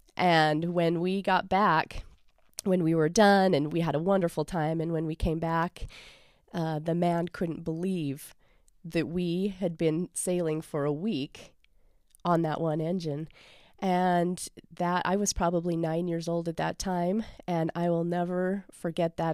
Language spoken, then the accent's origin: English; Lindon, Utah, United States; I grew up in Linden, Utah